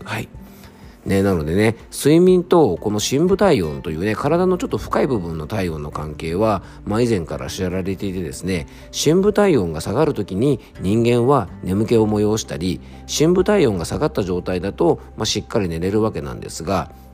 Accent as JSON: {"language": "Japanese", "region": "Yamanashi", "country": "Japan", "tie": "born or raised there", "said": "僕も温泉の町で生まれた"}